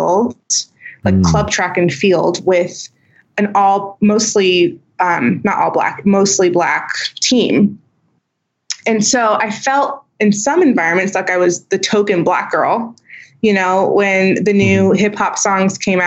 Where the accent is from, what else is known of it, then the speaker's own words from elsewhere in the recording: Houston, Texas, United States; accent: twang; I grew up in Houston, Texas. So I'm I consider that Southern